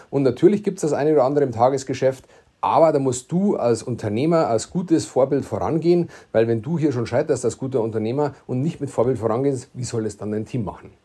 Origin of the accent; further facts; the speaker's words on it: Bavaria, Germany; accent: Bavarian; dass man das Bayerisch versteht